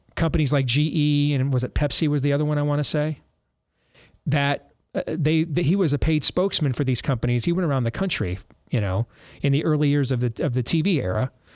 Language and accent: English; Michigan, United States; also born or lived in Florida; when we moved to Michigan the weekend before Thanksgiving in nineteen eighty-three, I was ten years old.